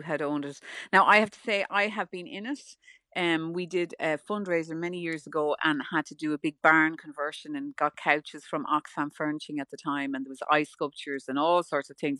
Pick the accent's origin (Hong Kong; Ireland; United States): Ireland; I'm Irish